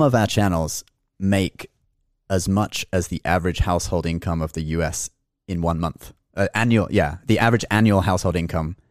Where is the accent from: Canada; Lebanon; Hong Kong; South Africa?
Hong Kong; now in New York, United States; I was born in Hong Kong, so, and my major in college is, uh, Chinese language